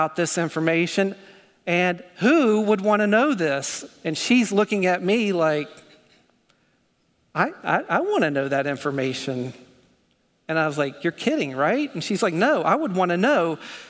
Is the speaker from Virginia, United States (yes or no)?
no; North Carolina, United States; accent: North Carolina; My North Carolina accent